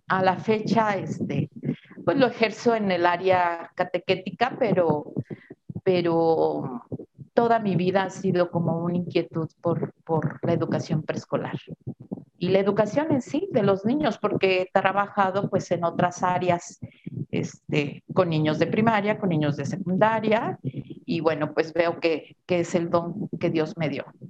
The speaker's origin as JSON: {"language": "Spanish", "town": "Irapuato", "region": "Guanajuato", "country": "Mexico", "said": "Mis papás, pues, son personas que vinieron a Irapuato de Zacatecas"}